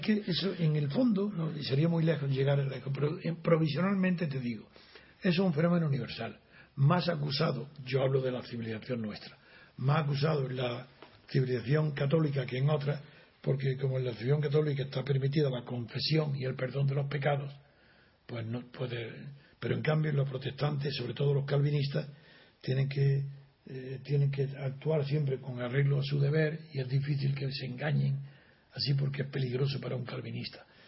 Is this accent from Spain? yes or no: yes; Spain; soy español